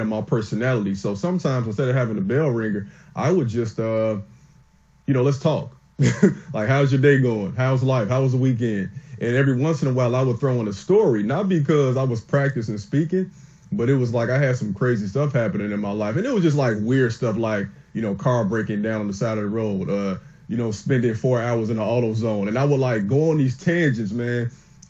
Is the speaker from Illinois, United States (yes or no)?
yes; Chicago, Illinois, United States; I'm from Chicago, from the south side, but I'm a high school teacher now in the suburbs.